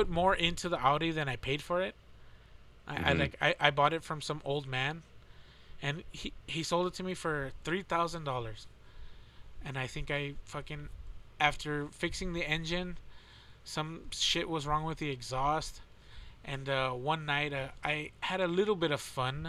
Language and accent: English; Texas, United States; we're from Texas